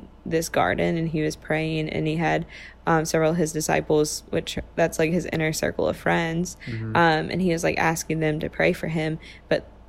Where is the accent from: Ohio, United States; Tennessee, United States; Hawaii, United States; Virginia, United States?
Virginia, United States; Lynch Station; accent: Lynch Station; my Lynch Station accent